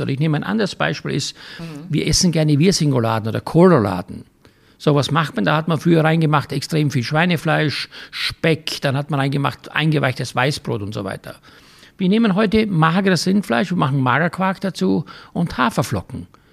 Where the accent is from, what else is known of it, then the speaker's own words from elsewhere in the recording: Styria, Austria; für mich als Kind in der Steiermark vom Bauernhof